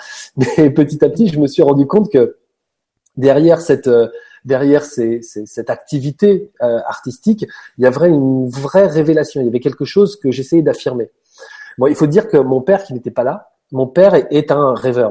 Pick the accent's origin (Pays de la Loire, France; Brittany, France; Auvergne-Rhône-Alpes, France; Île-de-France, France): Île-de-France, France; Paris suburbs; Je viens d'une banlieue parisienne où il n'y a pas de place pour, euh, pour l'air